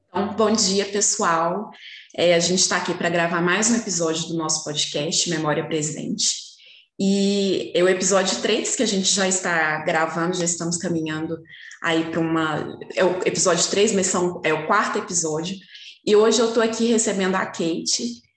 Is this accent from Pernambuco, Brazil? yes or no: no; Belo Horizonte, Minas Gerais, Brazil; eu sou de Belo Horizonte